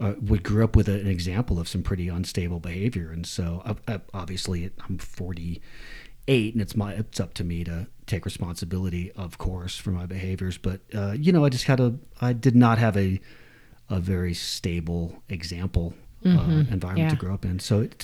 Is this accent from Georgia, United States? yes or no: yes; Atlanta, Georgia, United States; Yeah, before that, I grew up in a kind of an artistic family in Atlanta